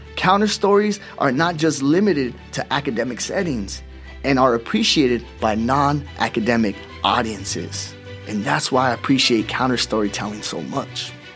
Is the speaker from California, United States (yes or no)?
yes; Oxnard, California, United States; I'm a Chicano from Oxnard, California